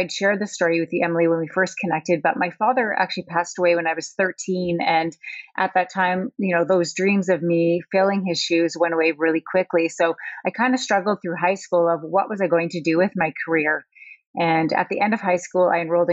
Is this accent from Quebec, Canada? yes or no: no; Sudbury, Ontario, Canada; I was born and raised in Sudbury, Ontario, Canada